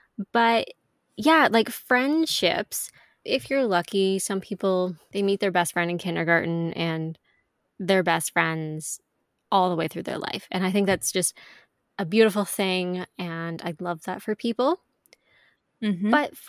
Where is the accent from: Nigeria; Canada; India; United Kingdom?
Canada; Ontario; also born or lived in Quebec; I was born in Ontario, but then when I was 3, you know, my family moved to Quebec for a few years.